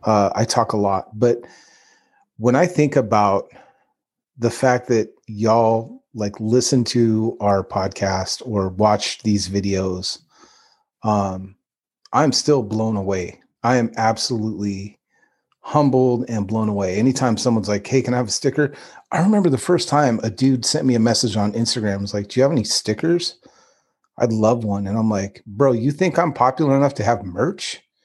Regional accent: Northern California, United States; we grew up both in NorCal

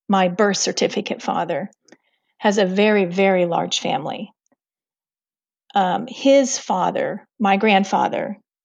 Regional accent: Illinois, United States; born there; at the time, I was born in Illinois, but they lived in Missouri.

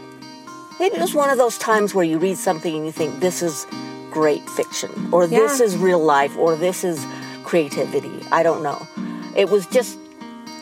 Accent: Utah, United States; moved away as an adult; also born or lived in Uruguay / Spain / Netherlands / England; I was born in Uruguay to Uruguayan parents and family. I was raised in Utah.

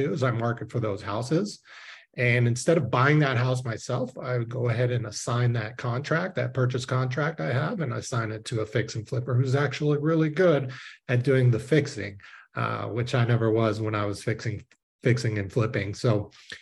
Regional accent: Southern California, United States; also born or lived in Israel; I was born in Israel and it's pretty chic in Israel. So my parents moved us to California, Southern California when I was five. So I am more American than anything

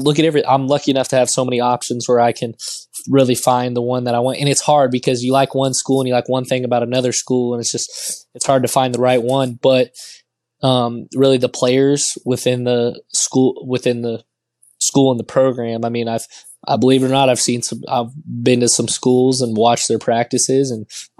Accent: Texas, United States; I'm from Texas

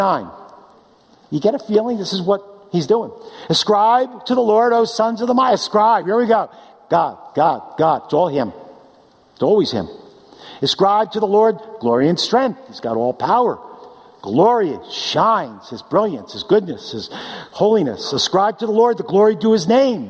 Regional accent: East Coast, United States; now in California, United States; we're from the East Coast. We miss it

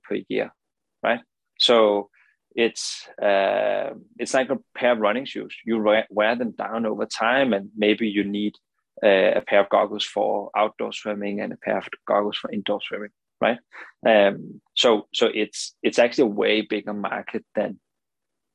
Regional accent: Denmark; English is a second language; as you can hear from the accent, I'm not native, right? I'm not from the US. I'm from Denmark

